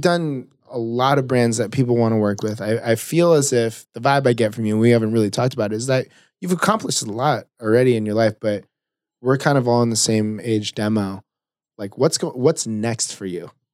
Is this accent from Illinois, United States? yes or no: no; South Orange County, California, United States; I grew up in South Orange County